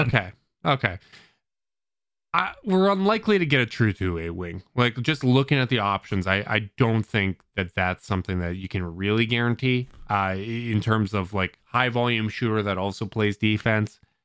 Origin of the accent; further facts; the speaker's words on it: Canada; as a Canadian